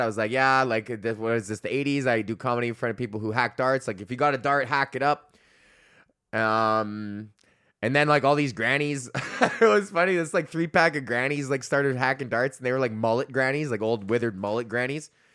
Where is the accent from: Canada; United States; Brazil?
Canada; Alberta; I'm from Alberta